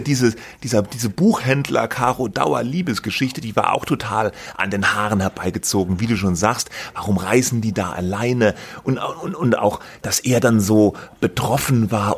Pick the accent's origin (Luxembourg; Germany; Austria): Germany; ich komme ja auch aus der Gegend